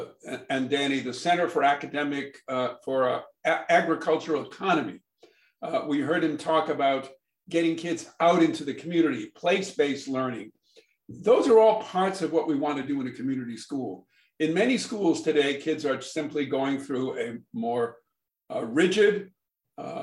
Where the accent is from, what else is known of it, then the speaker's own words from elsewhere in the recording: Brookline, Massachusetts, United States; I grew up in Brookline, Massachusetts, where there are town meetings.